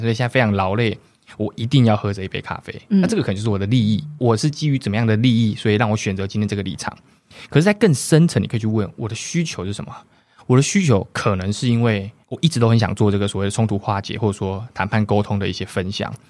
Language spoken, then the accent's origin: Chinese; Kaohsiung, Taiwan; 首先我是高雄人，我住在桥头，哦，桥头就是它是原本的高雄县，所以相对比较偏乡也好，或者说也是比较单纯的一个地方也好